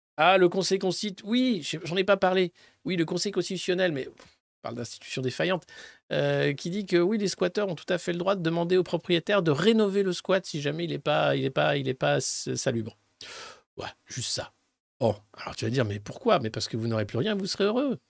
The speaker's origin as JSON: {"language": "French", "town": "Dijon", "region": "Bourgogne-Franche-Comté", "country": "France", "said": "je suis de Dijon. Pour ceux qui ne savent pas encore, Dijonais, en Bourgogne"}